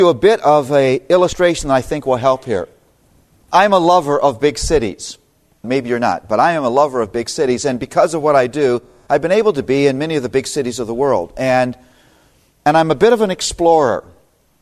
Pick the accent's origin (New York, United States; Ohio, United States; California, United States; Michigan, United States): Ohio, United States; Toledo; now in Philadelphia, United States; born and raised in Toledo, Ohio